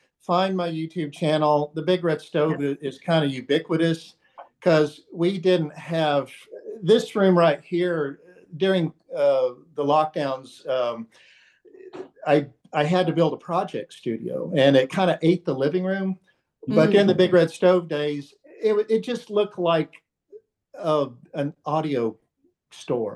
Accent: rural Texas, United States; I grew up out in the rural part of Texas

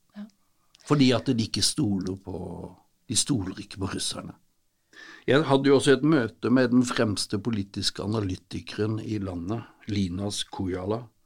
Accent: Sørlandet, Southern Norway, Norway; Vi er vokst opp med kompe

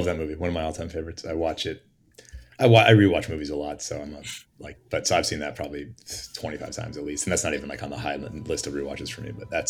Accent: Portland, Oregon, United States; growing up in Portland

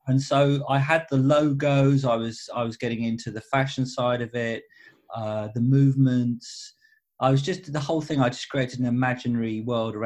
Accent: Southend-on-Sea, East of England, United Kingdom; moved away as an adult; also born or lived in London; a four-piece band of very good friends that I grew up with back in Southend.

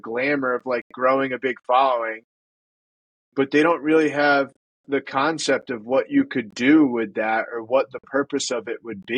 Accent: New England, United States; I'm from the Northeast. A lot of people think that like us New Englanders sound like assholes

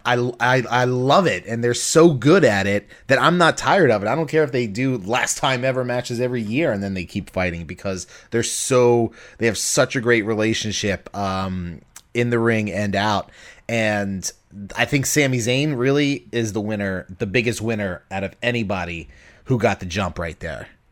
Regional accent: Baltimore, Maryland, United States; I'm from Baltimore

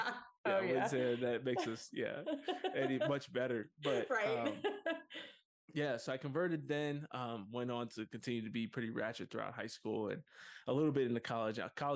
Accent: Harrisburg, Pennsylvania, United States; now in Colorado, United States; I was born in Harrisburg, Pennsylvania.

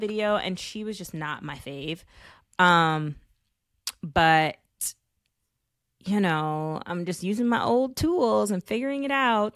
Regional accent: New York City, New York, United States; growing up in Bed Stuy that like my block was nature

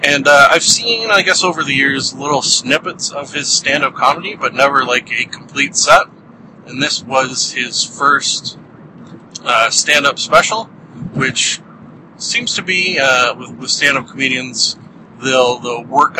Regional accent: Canada; being a Canadian

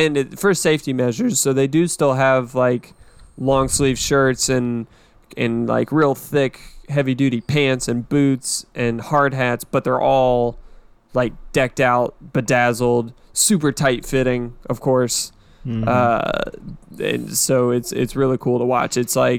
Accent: Los Angeles, California, United States; I grew up in Hollywood. When I was a kid in the 80s, my sister and I saw something similar.

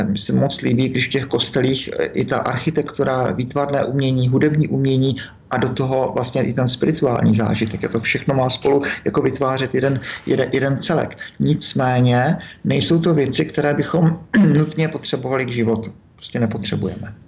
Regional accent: Moravia, Czechia; u nás na Moravě

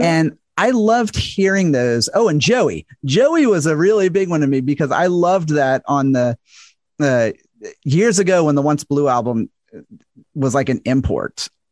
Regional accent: the South, United States; I'm from the South and American

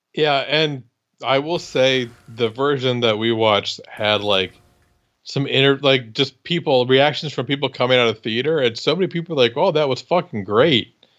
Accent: Iowa, United States; I'm from Iowa

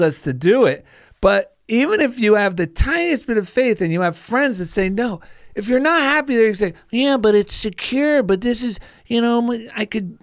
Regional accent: New Jersey, United States; now in California, United States; I grew up in New Jersey

